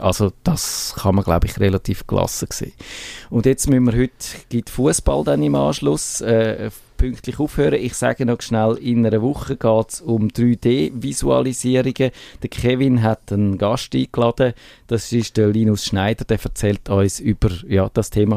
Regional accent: Switzerland; bei uns in der Schweiz

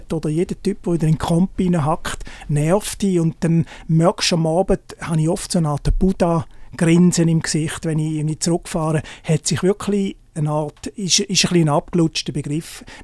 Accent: Appenzell, Switzerland; so als Appenzeller gehe ich zum Beispiel, wenn es irgendwie möglich ist, jedes Jahr mal auf den Sentis

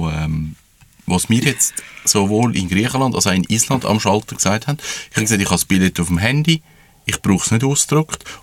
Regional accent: Switzerland; Und wir sind Schweizer.

